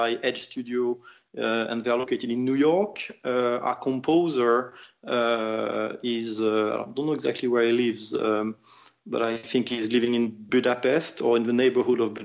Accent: France; moved away as an adult; also born or lived in United Kingdom; we decided to create Tower 5 in France for several reasons. Well, the main one is that it's my hometown

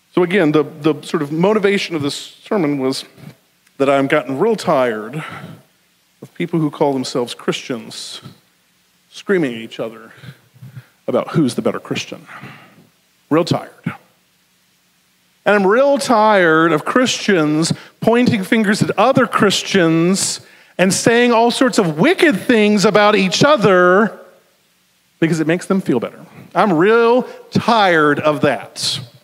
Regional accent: the South, United States; accent: southern; my southern accent

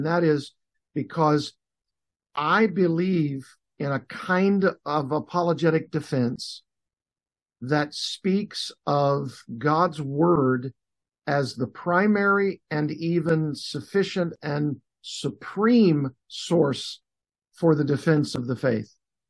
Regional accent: Arkansas, United States; also born or lived in Los Angeles, California / Southern California; now in South Florida, United States; Little Rock, Arkansas, my home state

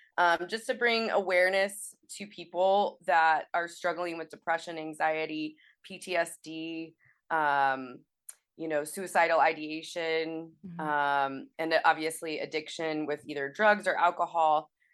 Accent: Kansas City, Missouri, United States; So I grew up here in Kansas City, Missouri.

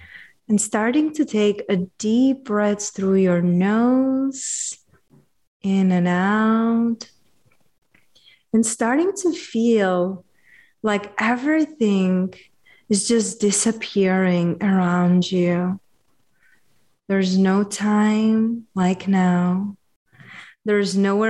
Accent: Czechia; I'm from Czechia

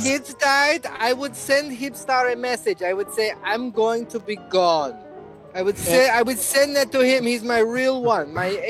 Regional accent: Colorado, United States; now in Chicago, United States; Guys, did you know that I'm from Chicago? Well, not really. I'm from Colorado. But did you know I live in Chicago?

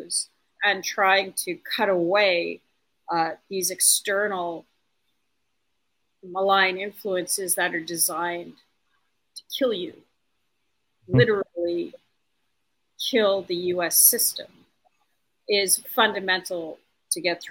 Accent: Canada; I'm Canadian

